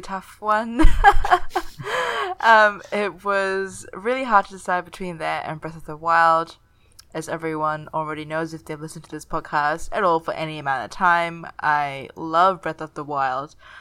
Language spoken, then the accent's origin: English; Singapore; Singapore is my hometown